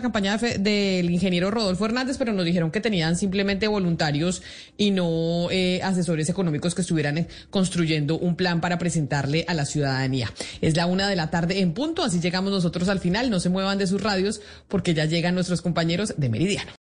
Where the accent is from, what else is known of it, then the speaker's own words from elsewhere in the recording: Colombia; todos nosotros, de los colombianos